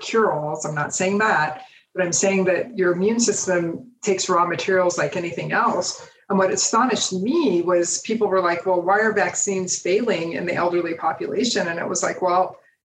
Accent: United States; as an American, because as Americans, we really think of our country

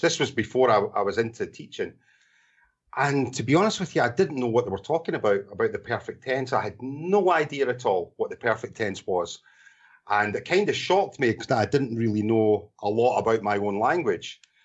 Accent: Scotland, United Kingdom; accent: Scottish; moved away as an adult; also born or lived in Portugal / Thailand; now in Bangkok, Thailand; I'm from Scotland originally

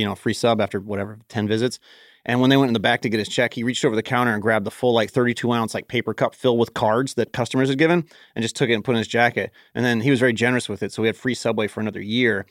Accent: Cincinnati, Ohio, United States; I was from Clifton, which is where U C is from, or at least where I spent a lot of my growing up

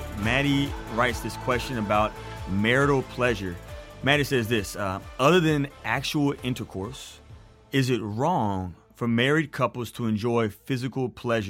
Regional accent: Beaumont, Texas, United States; now in Colorado, United States; By the way, I live in Colorado, but I was born and raised in Beaumont, Texas.

